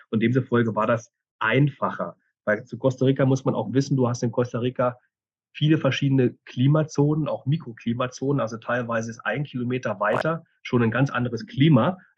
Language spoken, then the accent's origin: German; Germany; moved away as an adult; now in Switzerland; 2014 bin ich ja schon von, der, von Deutschland in die Schweiz ausgewandert, bin also zum ersten Mal in ein anderes Land gegangen und habe dadurch natürlich auch damals schon meine Familie und meinen Freundeskreis in Deutschland gelassen.